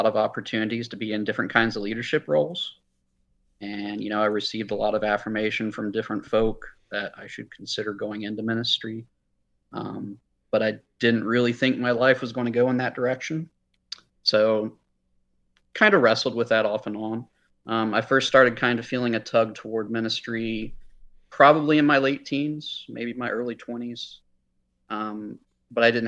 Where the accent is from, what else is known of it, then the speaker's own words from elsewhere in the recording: near Gainesville, rural North Central Florida, United States; I was raised in a Christian home, up in rural North Central Florida. We're about half an hour northwest of Gainesville